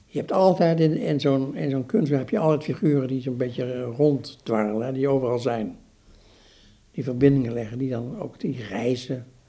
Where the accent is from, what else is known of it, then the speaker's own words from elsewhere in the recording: Eindhoven, North Brabant, Netherlands; ik ben opgegroeid in Eindhoven